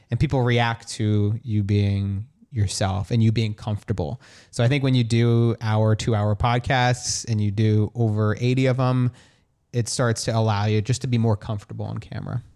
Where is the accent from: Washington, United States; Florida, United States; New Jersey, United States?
New Jersey, United States; in Jersey where I grew up, like, in a small town